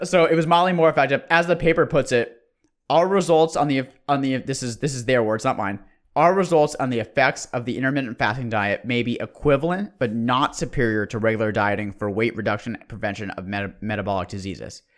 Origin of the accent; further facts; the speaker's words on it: Bay Area, California, United States; We're from the Bay Area